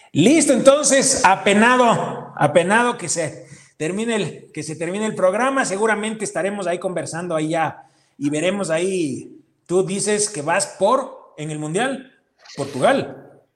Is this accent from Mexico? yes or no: no; Ecuador; Ecuador, por ser nuestro país